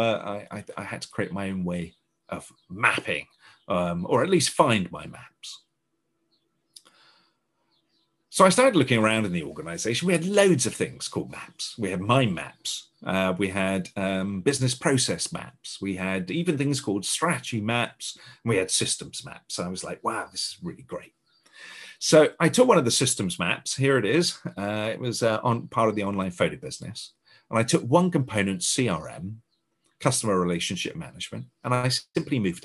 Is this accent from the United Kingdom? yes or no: yes; United Kingdom; being a Brit